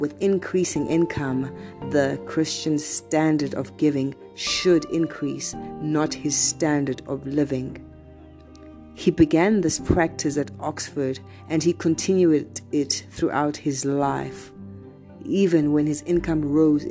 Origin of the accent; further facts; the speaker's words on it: South Africa; I am from South Africa